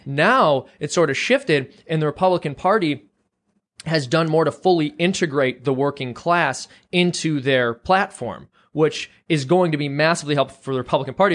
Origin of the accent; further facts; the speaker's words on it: Chicago, Illinois, United States; moved away; I'm from the Chicago area originally.